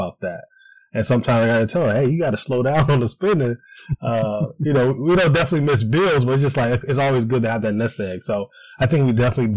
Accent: Cleveland, Ohio, United States; moved away as an adult; now in Columbus, United States; I'm originally from Cleveland, but moved down to Columbus, Ohio.

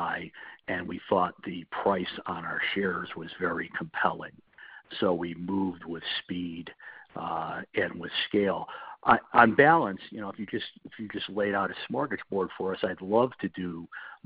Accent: United States; as an American

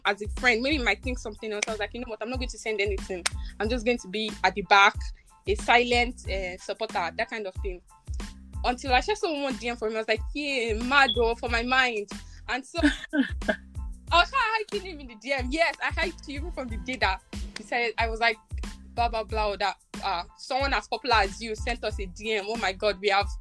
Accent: Nigeria; now in United States; I'm a Nigerian girl

